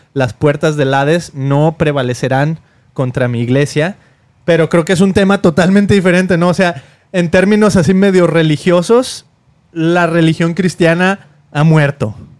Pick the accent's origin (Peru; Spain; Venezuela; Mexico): Mexico; now in United States; Somos latinos, venimos de México